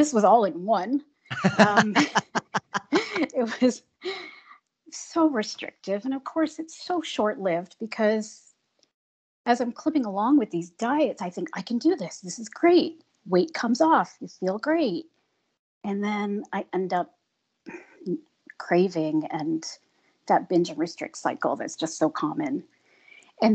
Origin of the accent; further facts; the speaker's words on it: Ontario, Canada; I am a Canadian girl, live in Southern Ontario in the Niagara region